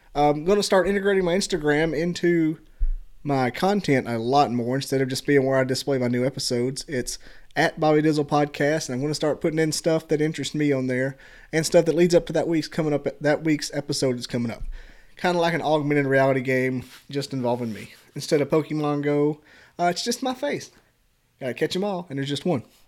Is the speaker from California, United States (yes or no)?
no; Scottsboro, Alabama, United States; also born or lived in Pikeville, Alabama; now in Huntsville, United States; I'm, right now I live in Huntsville, but I'm from Scottsboro